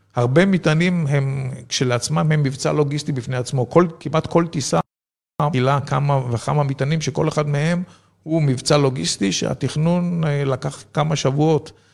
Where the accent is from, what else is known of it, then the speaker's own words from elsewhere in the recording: Israel; also born or lived in a kibbutz (Israel); נולדתי בקיבוץ, גדלתי במושב